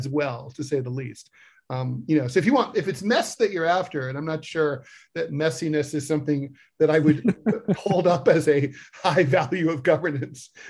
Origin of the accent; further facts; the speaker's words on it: New York City, New York, United States; my hometown of New York City